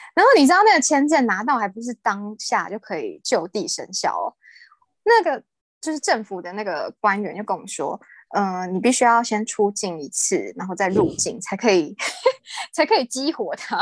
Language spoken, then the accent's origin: Chinese; Taiwan; moved away as an adult; now in Hong Kong; 我系台湾人